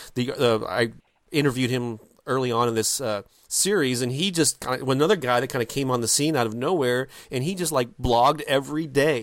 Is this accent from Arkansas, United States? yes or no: no; St. Louis, Missouri, United States; my hometown of Saint Louis, Missouri